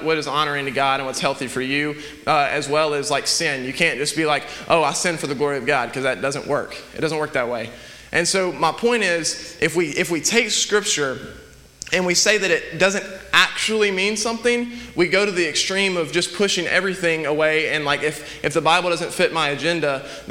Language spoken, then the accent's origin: English; United States; we walk around as American Christians